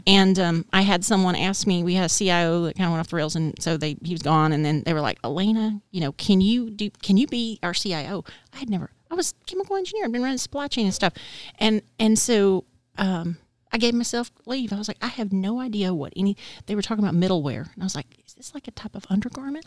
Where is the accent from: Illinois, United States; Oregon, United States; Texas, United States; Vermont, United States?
Texas, United States; moved away as an adult; also born or lived in El Paso, Texas / Austin, Texas; now in North Carolina, United States; I'm a Texan. We, we have to when we're born, we have to watch oil and gas